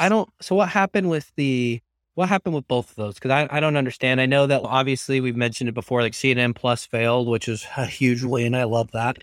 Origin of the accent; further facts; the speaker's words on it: Arizona, United States; moved away; also born or lived in Utah; my home state of Arizona